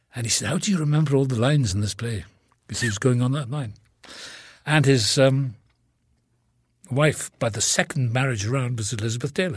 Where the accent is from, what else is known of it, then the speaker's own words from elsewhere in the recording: Wales, United Kingdom; accent: Welsh; moved away; I was born in the same town as Richard Burton